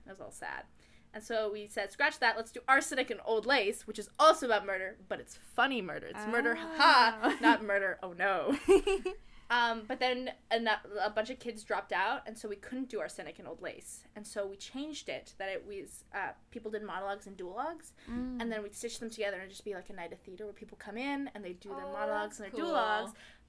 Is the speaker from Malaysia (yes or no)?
yes; Kuala Lumpur, Malaysia; born there; Today I am from Kuala Lumpur, Malaysia.